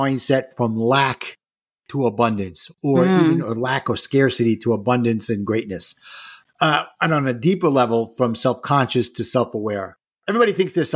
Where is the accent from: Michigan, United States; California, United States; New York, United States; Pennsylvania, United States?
New York, United States; New York City; I grew up in Brooklyn and spent most of my years there